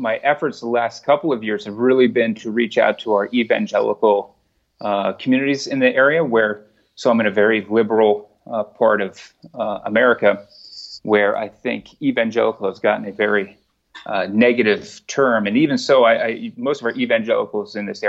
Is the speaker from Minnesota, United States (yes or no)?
no; Montgomery County, Maryland, United States; I grew up in Montgomery County.